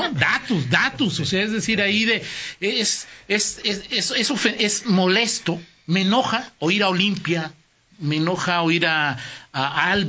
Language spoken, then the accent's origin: Spanish; León, Guanajuato, Mexico; te lo preguntas primero como leonés, luego como guanajuatense y luego como mexicano.